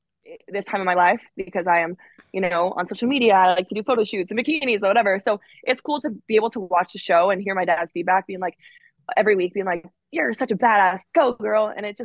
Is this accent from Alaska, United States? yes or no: yes; Alaska, United States; because you know I'm from Alaska. Back home, we will go fishing. We put like fish eyeballs in our mouths, like to see who could like chew on the longest.